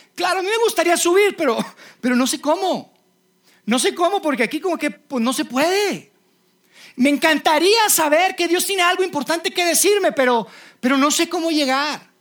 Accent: Mexico; yo soy mexicano

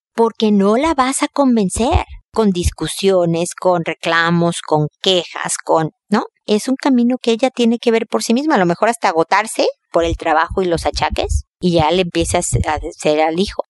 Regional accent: Mexico; now in Chile; soy mexicana

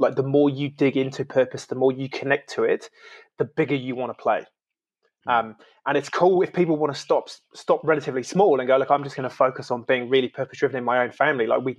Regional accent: United Kingdom; now in New Zealand; like I'm originally from the UK, so I'm an immigrant into New Zealand.

